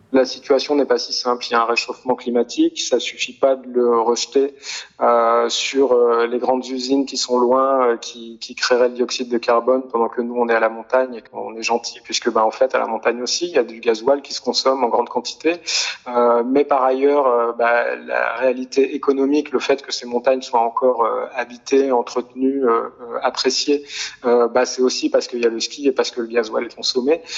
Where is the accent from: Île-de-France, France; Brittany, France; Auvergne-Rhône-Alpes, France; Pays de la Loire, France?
Auvergne-Rhône-Alpes, France; near Grenoble; moved away; j'ai grandi euh, près de Grenoble